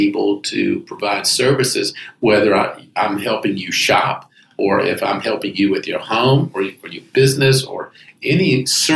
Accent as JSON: {"language": "English", "town": "Greenville", "region": "South Carolina", "country": "United States", "moved": "as an adult", "lives_now": "Charleston, United States", "said": "I'm from Greenville originally, mm-hmm. South Carolina"}